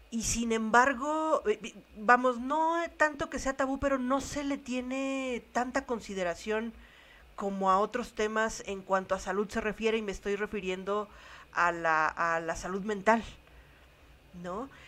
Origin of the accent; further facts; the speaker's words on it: Mexico; como mexicanos